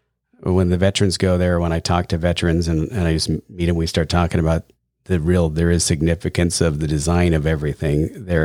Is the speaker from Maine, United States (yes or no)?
no; La Mesa, California, United States; also born or lived in Alpine; I grew up in the East County. I was in La Mesa and then Alpine.